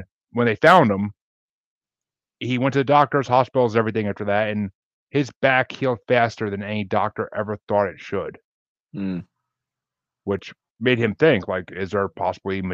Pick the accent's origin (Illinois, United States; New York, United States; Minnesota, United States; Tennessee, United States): New York, United States; Tillson; moved away; I grew up in a little small town outside of Kingston and New Paltz, New York